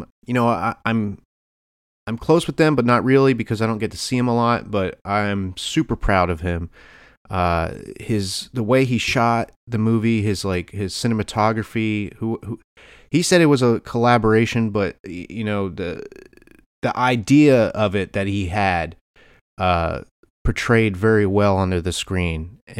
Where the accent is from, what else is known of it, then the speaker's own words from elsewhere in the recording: Easton, Pennsylvania, United States; also born or lived in Phillipsburg, New Jersey; I went home to Easton, PA, Phillipsburg, New Jersey, and I went to see my cousin's film.